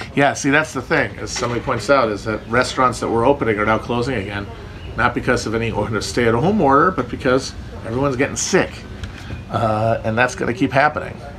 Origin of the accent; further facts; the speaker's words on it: Wisconsin, United States; moved away; Northern Wisconsin, my, my, my home state, is very pretty